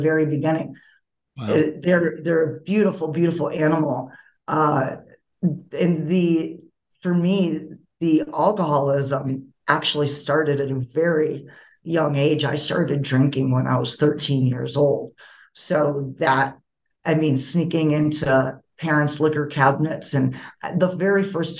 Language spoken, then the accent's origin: English; Rochester, New York, United States; now in Denver, United States; I was born in Rochester, New York